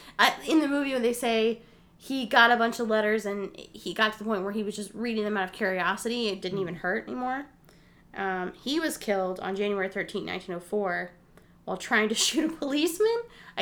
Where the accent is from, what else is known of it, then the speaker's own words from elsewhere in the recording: Palmyra, Missouri, United States; I'm from Palmyra, which is right close to Ewing.